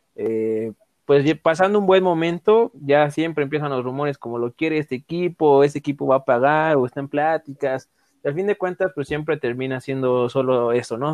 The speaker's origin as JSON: {"language": "Spanish", "country": "Mexico", "said": "como mexicanos"}